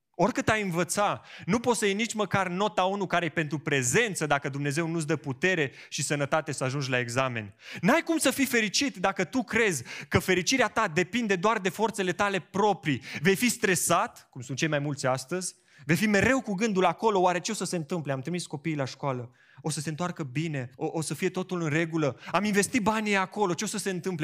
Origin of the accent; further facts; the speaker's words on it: Romania; noi românii